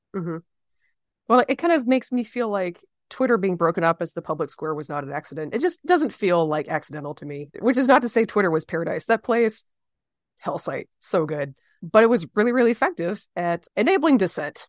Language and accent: English; the South, United States; as a Southerner who believes in civil rights